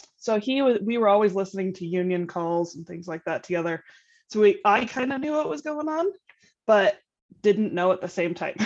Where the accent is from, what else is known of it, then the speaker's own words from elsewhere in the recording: Utah, United States; I'm from Utah.